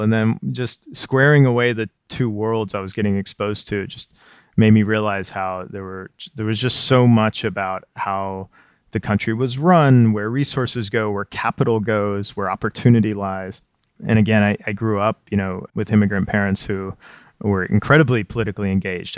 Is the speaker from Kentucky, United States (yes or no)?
yes; Pikeville, Kentucky, United States; Pikeville it was a town of 6,000. It's in this hamlet, you know, cut in between the mountains, right near the border of West Virginia.